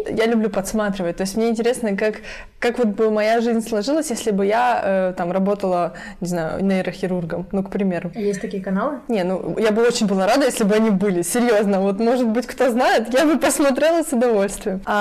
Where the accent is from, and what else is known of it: Lviv, Lviv Oblast, Ukraine; also born or lived in Poland